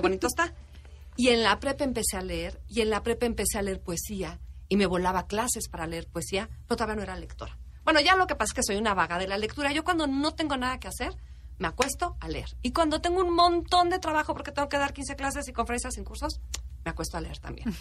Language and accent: Spanish; Mexico; los mexicanos